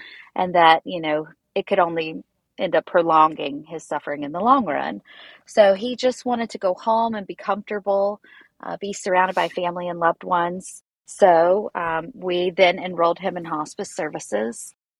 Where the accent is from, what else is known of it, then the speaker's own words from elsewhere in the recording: Harmony, North Carolina, United States; moved away as an adult; now in San Diego, United States; I come from North Carolina, a little tiny town called Harmony. I've been out in San Diego for about 10 years now